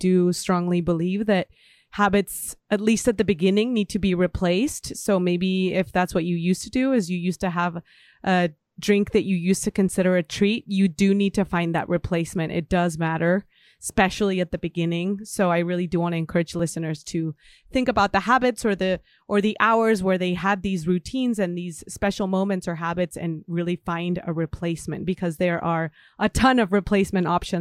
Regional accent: Guadalajara, Jalisco, Mexico; moved away; One of my first jobs ever was at a tea shop in Guadalajara in my hometown

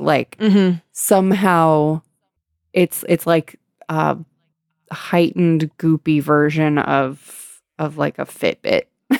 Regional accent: San Diego, California, United States; That I was raised in San Diego.

